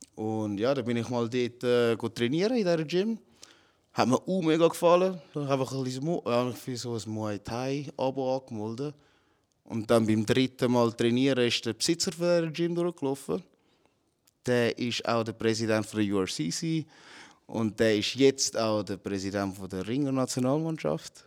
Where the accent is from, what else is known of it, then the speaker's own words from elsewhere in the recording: Zurich, Switzerland; also born or lived in Philippines / Altstetten; ich bin auf den Philippinen geboren, aber mit sechs Monaten äh, bin ich mit der Mutter da gekommen und mein Vater war halt schon da am Arbeiten. Gewesen. Und da aufgewachsen in Zürich. Friesenberg.